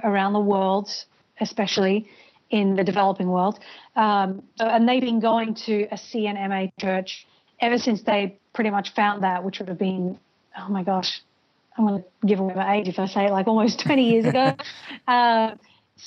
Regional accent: Brisbane, Queensland, Australia; moved away as an adult; also born or lived in Birmingham, United Kingdom; now in Los Angeles, United States; I grew up in Brisbane, Australia, but I was actually born in the UK, in Birmingham, another city beginning with B. But I migrated to Australia when I was 8 with my family

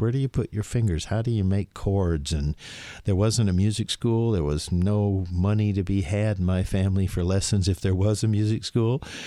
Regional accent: Gainesville, Florida, United States; moved away as an adult; I was from Florida

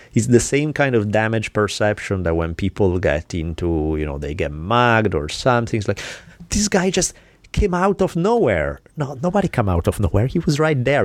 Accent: Milan, Lombardy, Italy; moved away; growing up in Milan

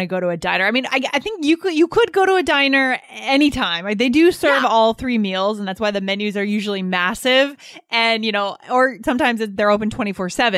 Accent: Keene, New Hampshire, United States; moved away; I was back in Keene, New Hampshire, my hometown

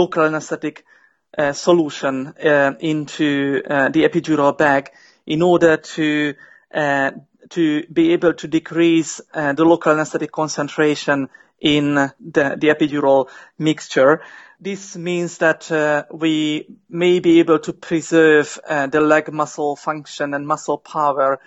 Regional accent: Hungary; moved away as an adult; now in United Kingdom; I am from Hungary originally, and I came to the UK in 2010, 7 years ago.

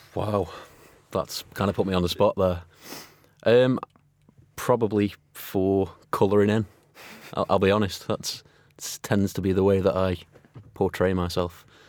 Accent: Stoke-on-Trent, West Midlands, United Kingdom; growing up in Stoke

